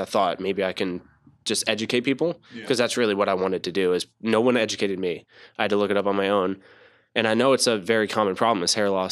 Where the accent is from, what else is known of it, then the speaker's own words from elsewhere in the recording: New Jersey, United States; I was born in Jersey